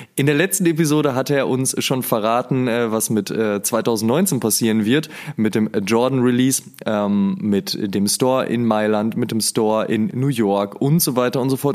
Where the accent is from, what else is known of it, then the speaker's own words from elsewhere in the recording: near the Ruhr area, North Rhine-Westphalia, Germany; ich komme ja aus der Nähe vom Ruhrpott